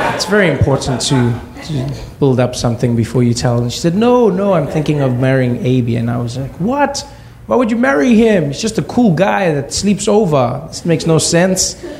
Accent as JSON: {"language": "English", "country": "South Africa", "tie": "born or raised there", "said": "we grew up in South Africa during apartheid, or I grew up during that time"}